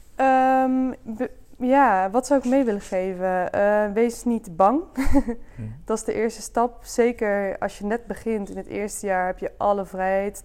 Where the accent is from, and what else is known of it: Dongen, North Brabant, Netherlands; born or raised there; now in Breda, Netherlands